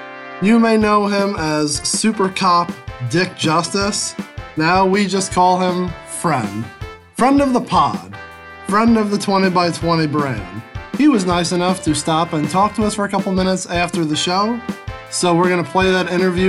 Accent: Detroit, Michigan, United States; We are from Detroit. Just outside Detroit, Michigan.

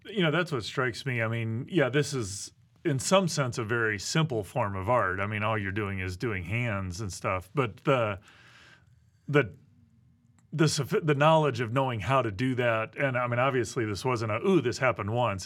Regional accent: Midwest, United States; I grew up in the Midwest

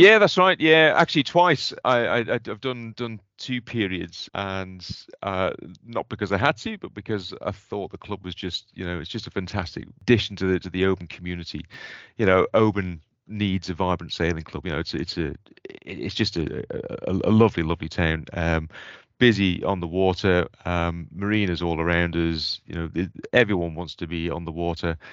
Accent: Port St Mary, Isle of Man; moved away as an adult; now in Scotland; I grew up on the Isle of Man

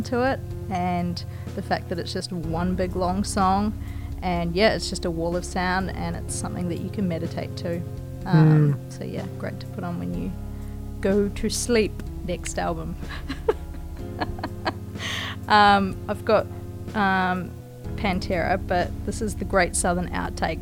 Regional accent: New Zealand; born or raised there

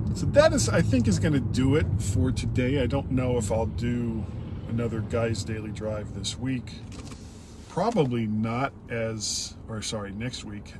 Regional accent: Fort Lauderdale, Florida, United States; I grew up in in Fort Lauderdale, that was a brick home

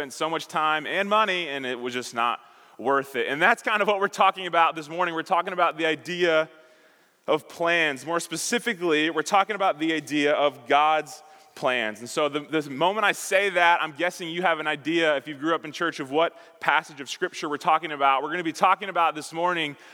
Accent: Chicago, Illinois, United States; moved away; I grew up in Chicago.

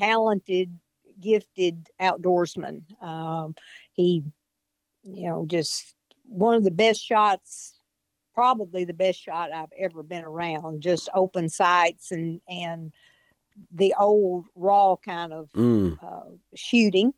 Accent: Northwest Tennessee, United States; I grew up here in Northwest Tennessee in the same county that I still live

